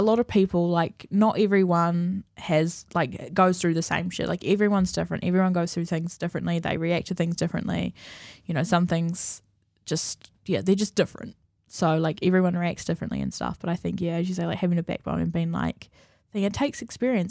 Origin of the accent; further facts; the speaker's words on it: Napier, Hawke's Bay, New Zealand; moved away; I'm from Napier